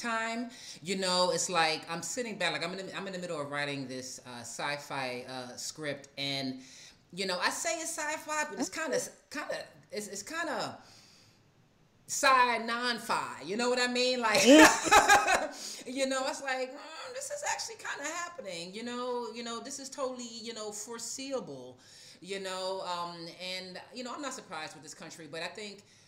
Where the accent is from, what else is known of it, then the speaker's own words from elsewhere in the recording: New York, United States; now in Atlanta, United States; as a New Yorker